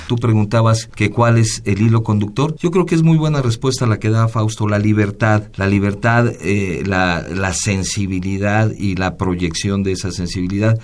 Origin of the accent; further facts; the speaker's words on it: Mexico City, Mexico; no somos ni de Hidalgo ni de Veracruz, somos de la Ciudad de México, aunque tenemos raíces